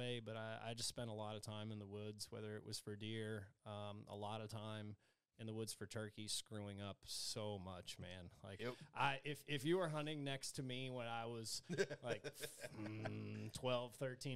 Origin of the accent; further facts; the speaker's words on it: Northern Virginia, United States; I grew up in Northern Virginia.